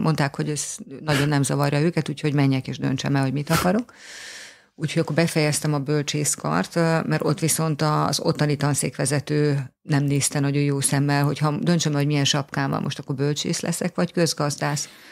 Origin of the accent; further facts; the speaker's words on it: Hungary; tüke magyar vagyok